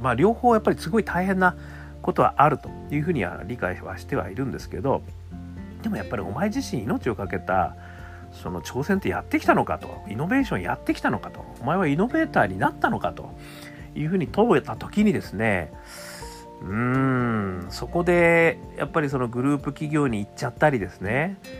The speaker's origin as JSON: {"language": "Japanese", "region": "Hokkaido", "country": "Japan", "tie": "born or raised there", "said": "私、北海道大学出身で、北海道出身"}